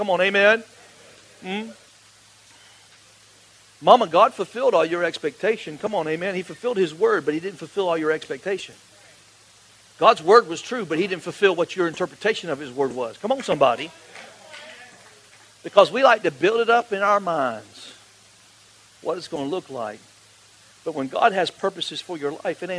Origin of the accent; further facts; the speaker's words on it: Florida, United States; I grew up like in the Mecca of the largest church in Florida.